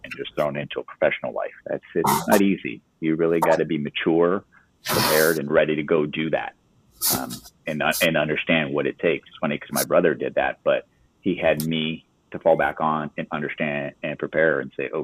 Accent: California, United States; moved away as an adult; I came from California

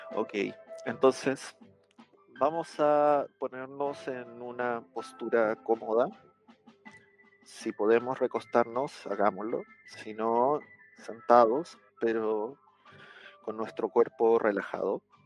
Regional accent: Chile; acá en mi país, en el sur de Chile

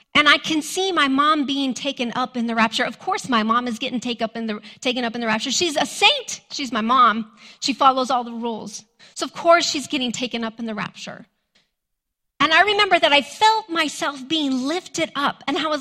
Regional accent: Hatch, New Mexico, United States; You see, I came from Hatch, but really I came from a ranch outside of Hatch. It was like 20 miles of a dirt road out into the middle of nowhere. And we were very, very poor.

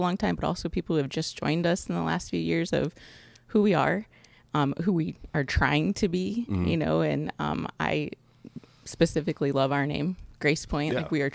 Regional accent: Galion, Ohio, United States; I was born in Galleon, raised in Galleon.

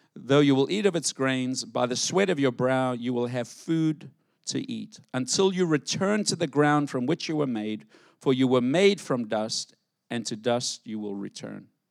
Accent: South Africa; moved away; growing up in South Africa

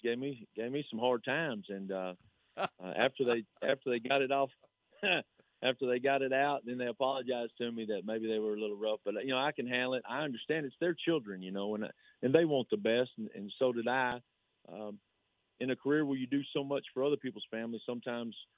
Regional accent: Salado, Texas, United States; my hometown and for the school that I was assistant at and a school that I played for

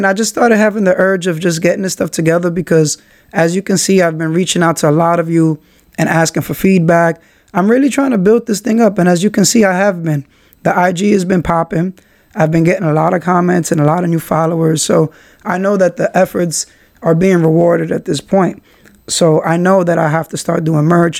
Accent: New York City, New York, United States; I'm from Kingsbridge. I shout Kingsbridge out

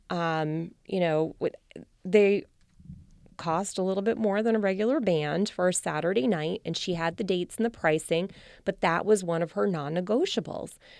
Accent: New Jersey, United States; moved away; also born or lived in Rhode Island; I'm from New Jersey and we have big three hundred person weddings

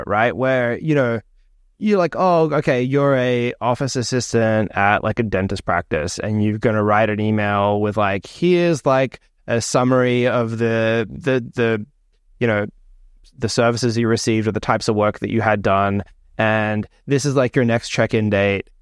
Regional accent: Australia; moved away; when I was growing up in Australia

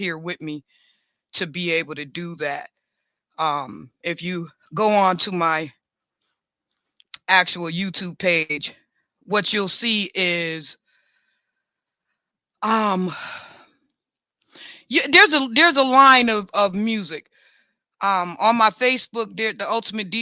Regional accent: New York, United States; I'm a New Yorker, man. I'm a Bills fan. You know, I'm Buffalo all day

